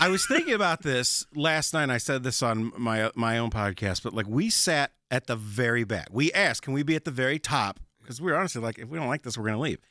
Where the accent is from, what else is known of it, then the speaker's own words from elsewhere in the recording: Chicago, Illinois, United States; moved away as an adult; I'm from Chicago originally